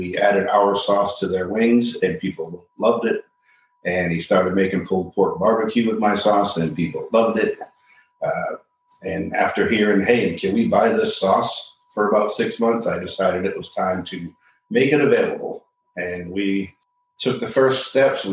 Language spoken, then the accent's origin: English; Massachusetts, United States; moved away as an adult; now in Wilmington, United States; I was actually born and raised in Massachusetts and moved to North Carolina about 20 years ago, and I've been in Wilmington for 8.